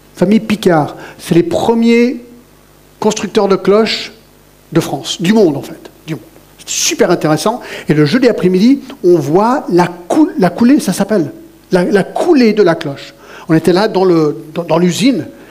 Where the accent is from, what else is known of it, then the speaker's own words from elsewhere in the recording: Satigny, Geneva, Switzerland; j'ai grandi à Choulet, vous savez, à Choulet, à la Genève.